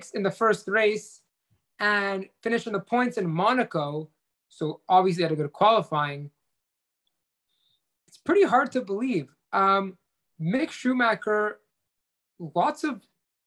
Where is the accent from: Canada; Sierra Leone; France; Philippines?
Canada; as a Canadian